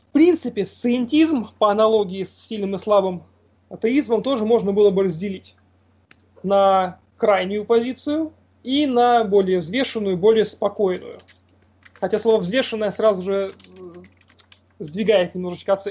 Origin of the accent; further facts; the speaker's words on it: Murmansk, Murmansk Oblast, Russia; я из Мурманска.